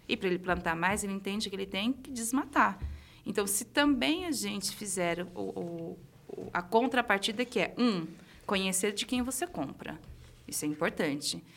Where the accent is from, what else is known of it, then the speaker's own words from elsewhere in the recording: Caraguatatuba, São Paulo, Brazil; moved away as an adult; Eu cresci no litoral norte de São Paulo, em Caraguatatuba.